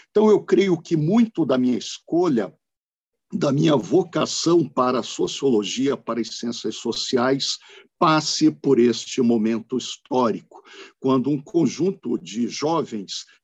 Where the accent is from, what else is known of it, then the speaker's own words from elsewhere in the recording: Rio de Janeiro, Brazil; born there; also born or lived in Brasília; Eu nasci no Rio de Janeiro, tem o família carioca, mas também tem o família curitibana e de Joinville, aqui no norte de Santa Catarina.